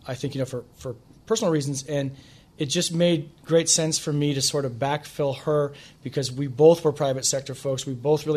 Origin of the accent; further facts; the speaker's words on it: Midwest, United States; moved away as an adult; now in Washington, D.C., United States; I come from the Midwest, and I'm in flyover country